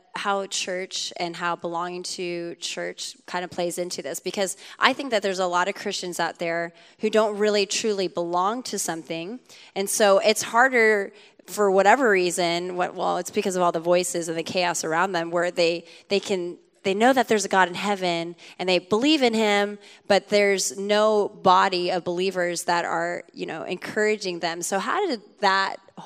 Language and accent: English; Sacramento, California, United States; I'm from Sacramento